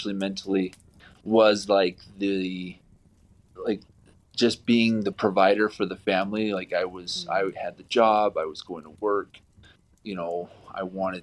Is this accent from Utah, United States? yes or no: yes; Provo, Utah, United States; I grew up in Utah, so I've been in Utah my entire life. I grew up in the bubble, good old Provo, Utah.